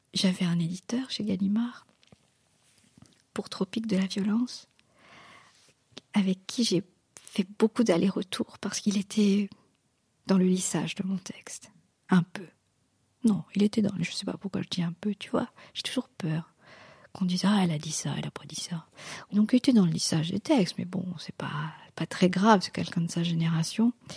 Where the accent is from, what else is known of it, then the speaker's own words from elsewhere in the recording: Mauritius; French is a second language; moved away; also born or lived in Caen, France; on est des, des Mauriciens d'origine indienne